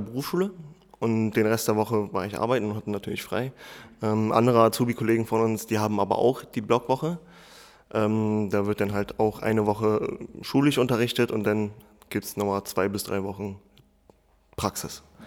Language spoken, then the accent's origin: German; Berlin, Germany; ich bin im Wedding groß geworden, was, sage ich mal, in Berlin ein Problembezirk ist